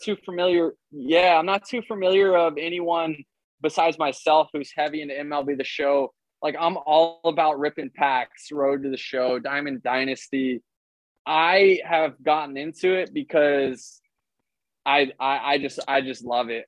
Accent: Tampa, Florida, United States; I play Major League Baseball player for Major League Baseball for my hometown

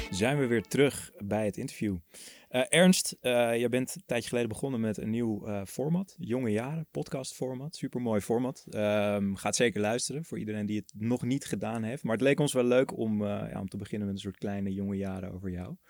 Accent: Netherlands; je als Nederlander

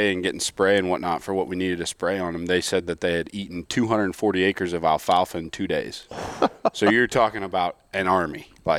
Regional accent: Illinois, United States; born or raised there; moved away

